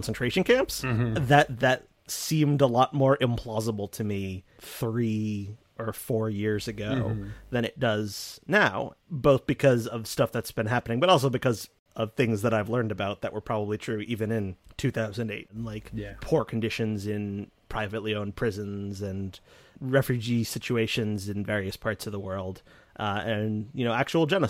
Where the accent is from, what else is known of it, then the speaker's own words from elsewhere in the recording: United States; I'm American.